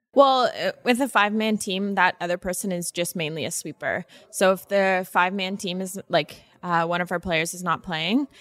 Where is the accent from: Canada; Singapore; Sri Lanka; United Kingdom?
Canada; the Maritimes; moved away as an adult; now in Manitoba, Canada; growing up in the East Coast